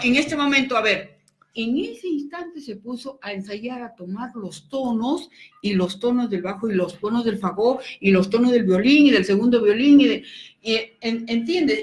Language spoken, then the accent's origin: Spanish; Peru; moved away as an adult; also born or lived in Venezuela; soy peruana